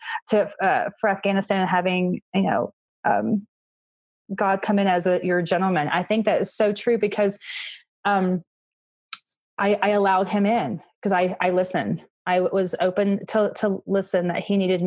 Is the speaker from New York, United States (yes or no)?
no; Florida, United States; moved away as an adult; now in Colorado, United States; I was from Florida